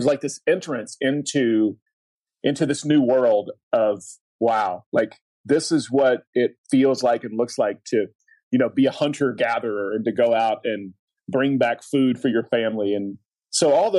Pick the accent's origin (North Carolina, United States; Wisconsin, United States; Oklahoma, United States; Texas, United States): Oklahoma, United States; I grew up in Oklahoma